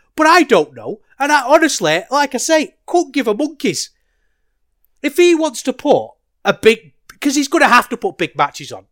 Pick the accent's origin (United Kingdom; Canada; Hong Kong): United Kingdom; as a British wrestling fan